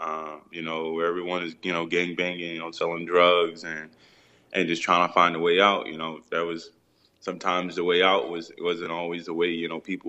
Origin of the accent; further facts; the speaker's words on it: Philadelphia, Pennsylvania, United States; growing up in Philly for me, it was a challenge.